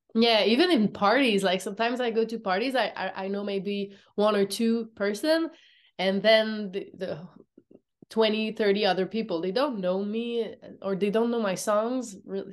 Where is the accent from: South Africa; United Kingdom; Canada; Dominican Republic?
Canada; Montreal, Quebec; English is a second language; I'm from Montreal